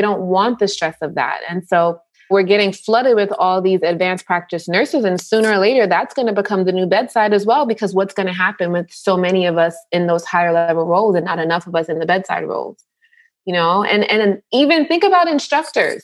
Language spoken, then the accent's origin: English; New York, United States; I grew up in New York